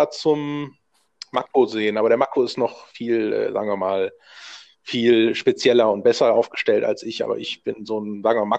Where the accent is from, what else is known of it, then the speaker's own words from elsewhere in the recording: Düsseldorf, North Rhine-Westphalia, Germany; also born or lived in Berlin; Ich bin hier in der Gegend aufgewachsen. Und äh, war mal zwischenzeitlich in Berlin auch und dann wieder zurück äh, nach Düsseldorf zu kehren.